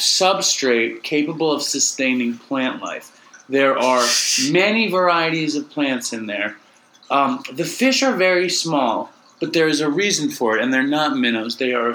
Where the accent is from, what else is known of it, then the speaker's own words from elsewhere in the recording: New York, United States; here we are, like, from the Lower East Side of Manhattan.